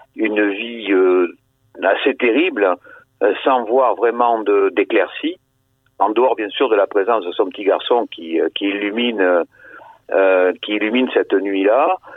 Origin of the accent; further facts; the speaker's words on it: Bordeaux, Nouvelle-Aquitaine, France; la cité où j'ai vécu, où j'ai grandi